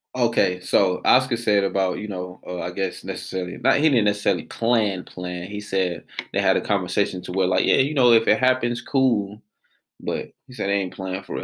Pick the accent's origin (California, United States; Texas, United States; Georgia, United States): Georgia, United States; Atlanta; born and raised in Atlanta, Georgia.